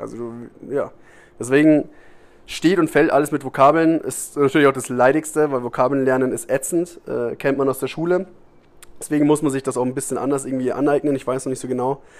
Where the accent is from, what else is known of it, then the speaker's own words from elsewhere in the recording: Germany; moved away as an adult; now in Costa Rica; ich komme aus Deutschland